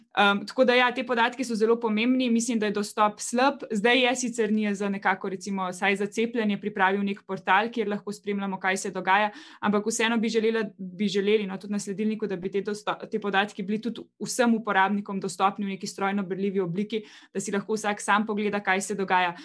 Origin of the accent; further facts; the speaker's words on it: Slovenia; smo Slovenci